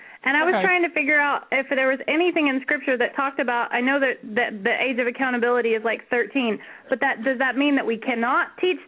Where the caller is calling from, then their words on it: Washington, United States; I'm calling from Washington.